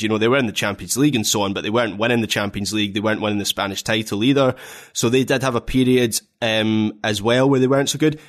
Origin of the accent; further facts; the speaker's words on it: Scotland, United Kingdom; being a Scot